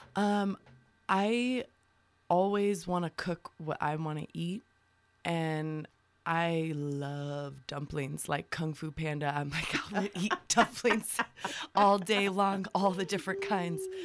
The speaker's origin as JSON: {"language": "English", "town": "Tucson", "region": "Arizona", "country": "United States", "tie": "born or raised there", "also_born_or_lived": "Bisbee, Arizona", "said": "raised in Tucson."}